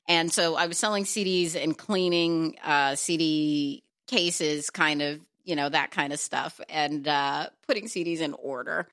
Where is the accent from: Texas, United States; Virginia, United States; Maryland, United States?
Texas, United States; moved away; also born or lived in New York / Los Angeles; I'm from Texas